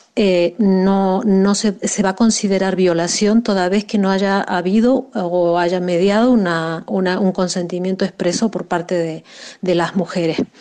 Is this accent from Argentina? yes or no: yes; Argentina; moved away as an adult; now in Spain; soy argentina, pero llevo más de 12 años viviendo en España.